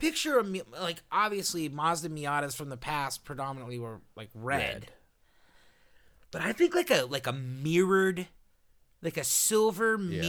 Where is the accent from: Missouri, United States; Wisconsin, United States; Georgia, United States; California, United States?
California, United States; I mean, I'm from Southern California.